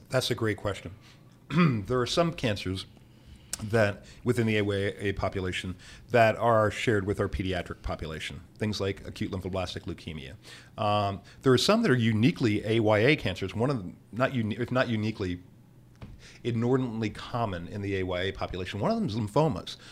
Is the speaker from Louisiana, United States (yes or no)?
no; Bethlehem, Pennsylvania, United States; now in New Orleans, United States; I was born and raised in Bethlehem, Pennsylvania